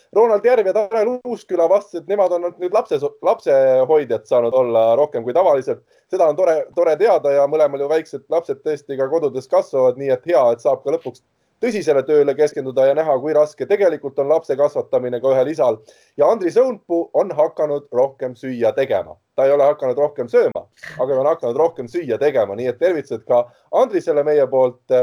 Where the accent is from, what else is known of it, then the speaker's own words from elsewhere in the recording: Tallinn, Harju County, Estonia; mina kasvasin üles Mustamäel